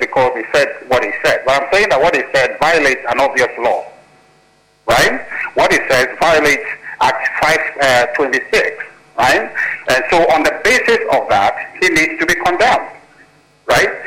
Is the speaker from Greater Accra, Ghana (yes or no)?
no; Volta, Ghana; I'm from the Volta region